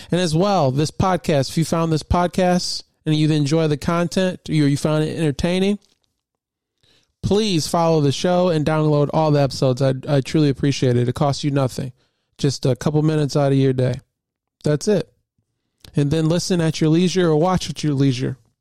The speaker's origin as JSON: {"language": "English", "region": "Michigan", "country": "United States", "tie": "born or raised there", "said": "born and raised in Michigan"}